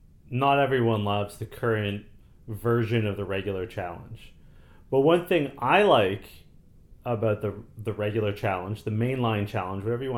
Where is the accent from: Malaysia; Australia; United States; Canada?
Canada; a song which always gets me hype because I am Canadian and we love hockey, and they always play … at hockey games.